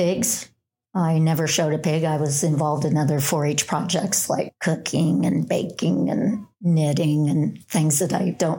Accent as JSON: {"language": "English", "town": "Cozad", "region": "Nebraska", "country": "United States", "tie": "born or raised there", "said": "I was born in Nebraska, in Cozad, Nebraska."}